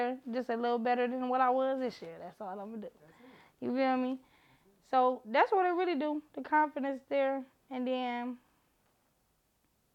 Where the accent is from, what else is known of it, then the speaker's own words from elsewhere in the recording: Cleveland, Ohio, United States; I'm an artist from Cleveland, Ohio